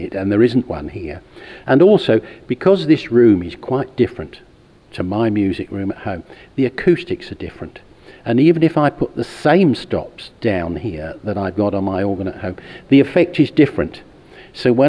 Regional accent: United Kingdom; I'm from North Kent, South London

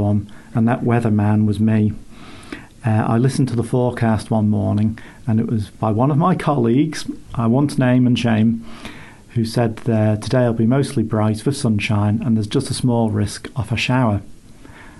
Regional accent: Isle of Man; accent: funny accent; also born or lived in Reading; I'm from the Isle of Man.

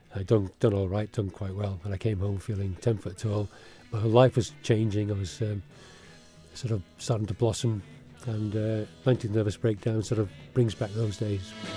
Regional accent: Isle of Man; also born or lived in England; my parents actually, and my grandparents came over here in the late forties, early fifties, to farm, and uh, we came with them. I came as a four-year-old, four or five-year-old. So I've been here since I was four or five, but I still am not Manx

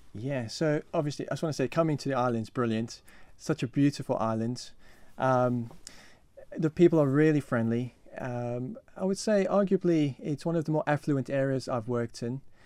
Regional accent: South Africa; moved away as an adult; now in Isle of Man; I come from South Africa, and, um, yeah, so that's where I grew up, that's where I was brought up

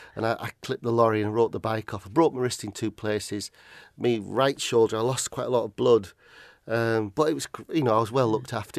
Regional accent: Barrow-in-Furness, North West England, United Kingdom; moved away as an adult; also born or lived in Aberdeen, Scotland; now in Roa Island, United Kingdom; I was born and brought up in Barrow.

